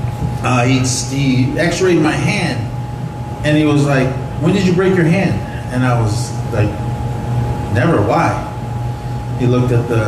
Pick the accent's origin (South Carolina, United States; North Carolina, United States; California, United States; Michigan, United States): California, United States; Oakland; now in Nebraska, United States; I grew up in Oakland, California